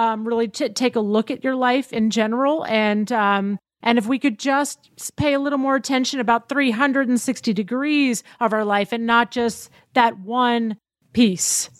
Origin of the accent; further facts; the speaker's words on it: Tennessee, United States; I grew up in Tennessee.